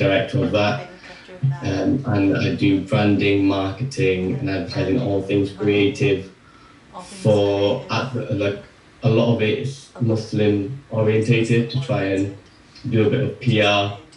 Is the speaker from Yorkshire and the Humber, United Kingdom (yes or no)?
yes; York, Yorkshire and the Humber, United Kingdom; I was born and raised in York, in Yorkshire, in England